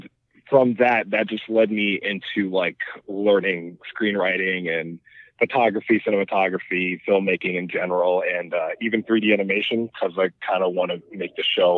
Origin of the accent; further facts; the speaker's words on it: New York City, New York, United States; moved away as an adult; now in Atlanta, United States; I'm from New York, born and raised.